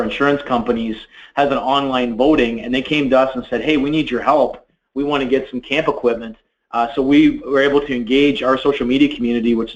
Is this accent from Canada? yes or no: yes; Canada; We're from Canada